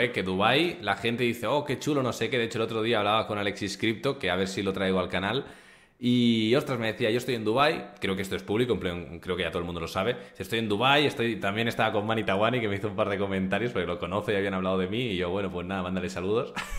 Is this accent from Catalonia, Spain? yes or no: yes; Barcelona, Catalonia, Spain; moved away as an adult; now in Andorra; yo soy de Barcelona. Mi familia está en Barcelona.